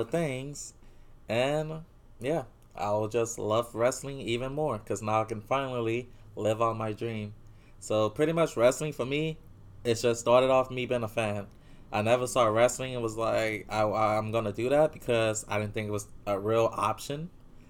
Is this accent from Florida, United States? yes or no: no; New Orleans, Louisiana, United States; we're from New Orleans